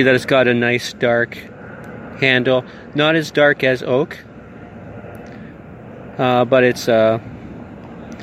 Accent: Canada; I'm Canadian

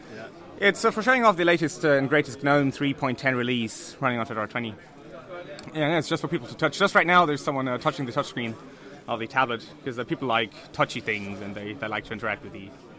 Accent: North Germany, Germany; I'm from Germany, from the lovely north of Germany.

